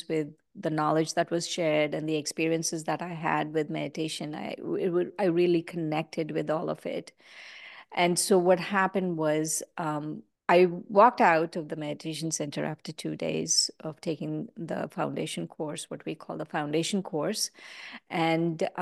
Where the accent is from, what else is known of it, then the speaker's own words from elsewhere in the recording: India; I grew up in India